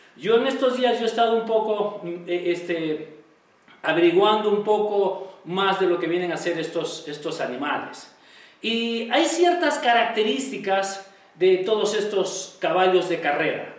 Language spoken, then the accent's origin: Spanish; Peru; todos nosotros como peruanos